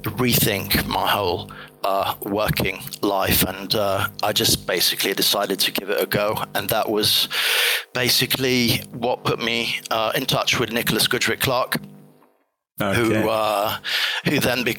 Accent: Italy; moved away as an adult; also born or lived in England; I'm half Italian, half English, but I grew up in Italy until I turned 18.

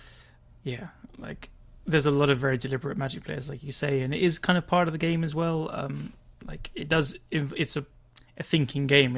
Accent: England, United Kingdom; being English, we have massively self-depreciating kind of humor

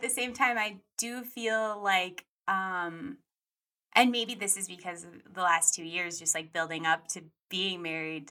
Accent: Colorado, United States; now in Los Angeles, United States; I grew up some in Colorado. I moved there when I was 10.

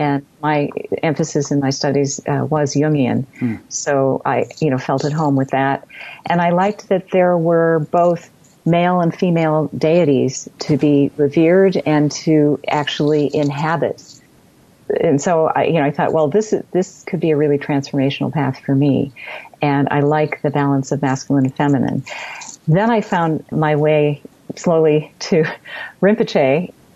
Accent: United States; being an American

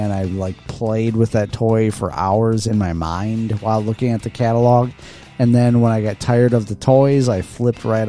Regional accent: Midwest, United States; as a Midwesterner

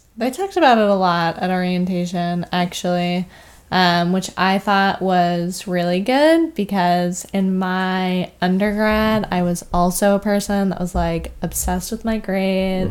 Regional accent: Vermont, United States; moved away as an adult; I am a native of Vermont

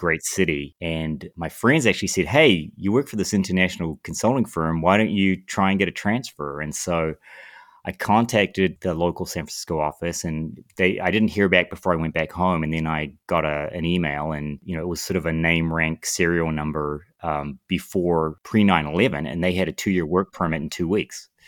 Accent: Lower Hutt, Wellington, New Zealand; moved away as an adult; now in United States; I grew up in, in New Zealand

